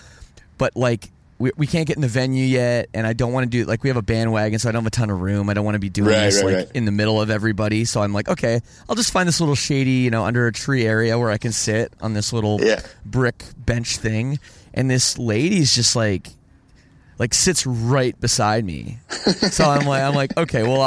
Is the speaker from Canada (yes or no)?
yes; Canada; I'm Canadian